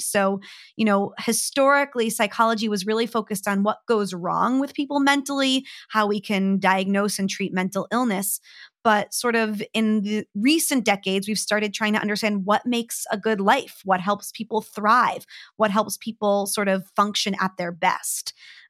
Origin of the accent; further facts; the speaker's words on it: New Jersey, United States; So I grew up hating the winter. I'm from New Jersey, just outside of New York in the US. I grew up at the Jersey Shore. So, you know, summer is king there, you know, grew up by the beach and really loved summer as the best season.